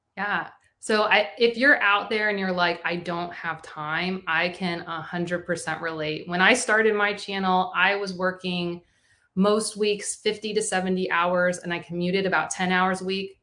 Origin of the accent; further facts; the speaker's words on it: Florida, United States; my home state of Florida